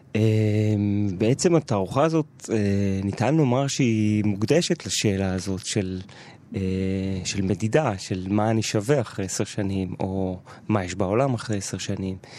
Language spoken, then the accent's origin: Hebrew; Jerusalem, Jerusalem District, Israel; גדלתי בשכונת גילו את השנים המשמעותיות בהסללה שלי